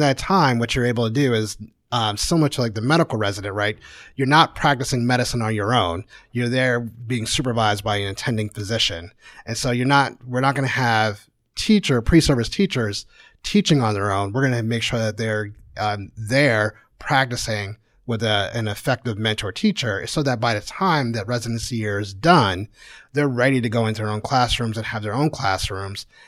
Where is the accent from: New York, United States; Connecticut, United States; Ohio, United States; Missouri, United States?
Connecticut, United States; moved away as an adult; also born or lived in Houston; now in Kansas City, United States; I grew up in Connecticut